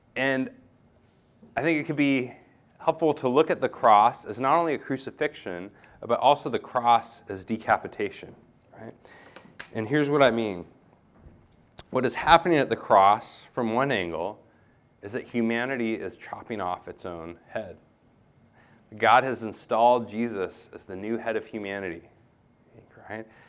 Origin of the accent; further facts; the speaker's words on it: United States; moved away; I'm an American